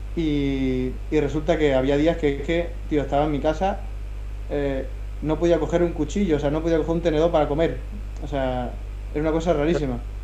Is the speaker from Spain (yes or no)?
yes; Melilla, Spain; moved away as an adult; now in Madrid, Spain; nací el 28 de abril de, de 2000 allí en Melilla, en África, en el norte de, África